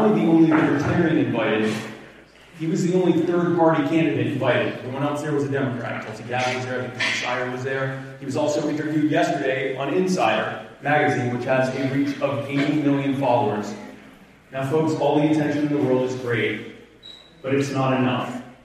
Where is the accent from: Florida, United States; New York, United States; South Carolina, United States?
South Carolina, United States; Myrtle Beach; I am from the Myrtle Beach area